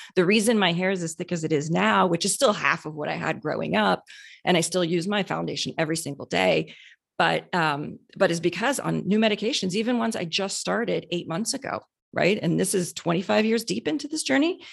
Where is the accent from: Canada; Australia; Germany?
Canada; now in Houston, United States; I grew up in Canada